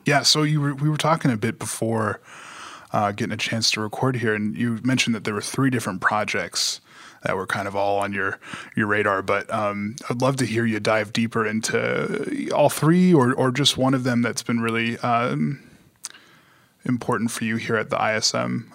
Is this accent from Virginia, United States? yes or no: no; Long Beach, California, United States; I hail from Long Beach, California